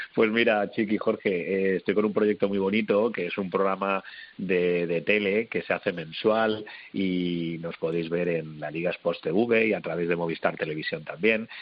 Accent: Madrid, Community of Madrid, Spain; now in Málaga, Spain; yo soy un madrileño viviendo en Málaga

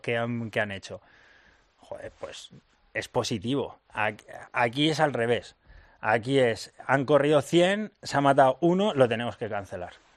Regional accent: Madrid, Community of Madrid, Spain; soy de Madrid

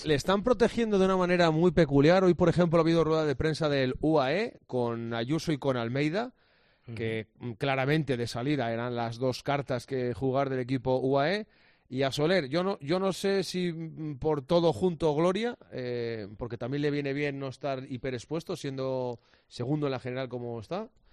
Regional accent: Asturias, Spain; como asturiano

